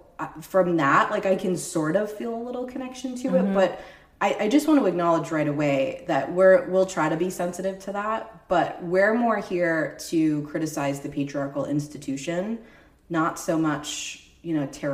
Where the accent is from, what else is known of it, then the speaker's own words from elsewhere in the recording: United States; we as two American women